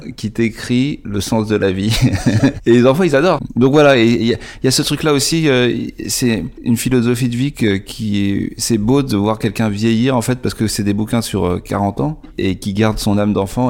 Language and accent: French; France; en tant que français